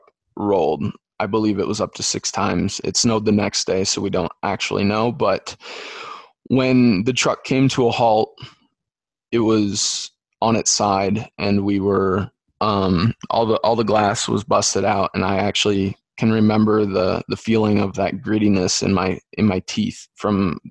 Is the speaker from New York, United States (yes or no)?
no; Dyersville, Iowa, United States; I'm from Dyersville, where the Field of Dreams is